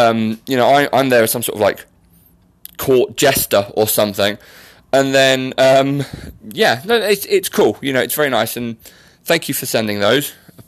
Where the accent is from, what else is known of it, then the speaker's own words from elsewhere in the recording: Australia; accent: Australian; obviously Bianca is jealous of my Australian accent sport, so she's saying it's a little bit rubbish, but we all know it's not.